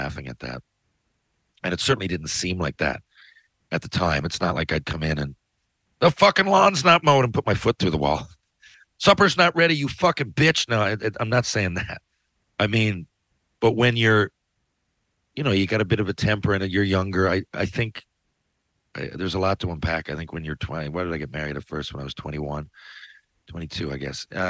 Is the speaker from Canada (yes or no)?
yes; Canada; I'm Canadian.